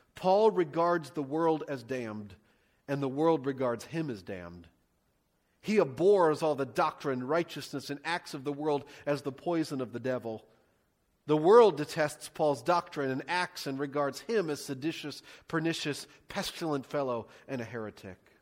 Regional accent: United States; I love being an American

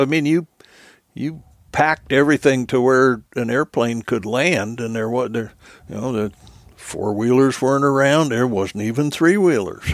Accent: New Jersey, United States; moved away; born and raised in New Jersey

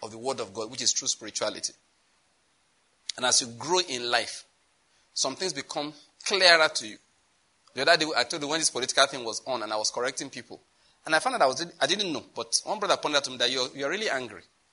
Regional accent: Owo, Ondo, Nigeria; I'm from Owo, Ondo State.

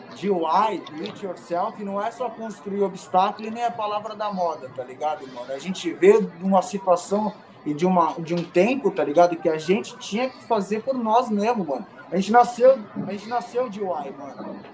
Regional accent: São Paulo, Brazil; sou de São Paulo

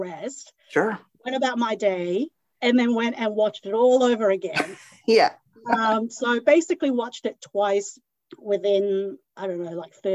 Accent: Hong Kong; now in Sydney, Australia; I was born in Hong Kong

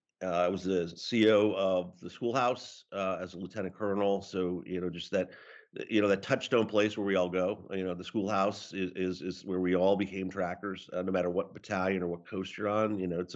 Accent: Cohasset, Massachusetts, United States; So I grew up in Cohasset, Massachusetts, and it's a typical American town, but a quintessential New England coastal community. And I was lucky to be born there and raised there

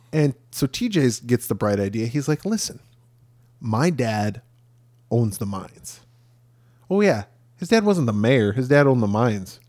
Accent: Rockford, Illinois, United States; from my hometown

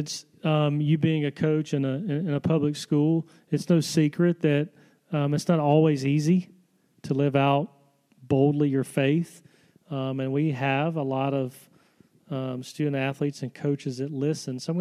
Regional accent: Selma, Alabama, United States; my hometown in Selma, Alabama

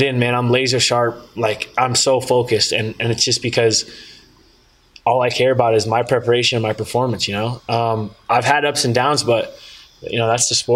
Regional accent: Northern California, United States; I grew up in Northern California

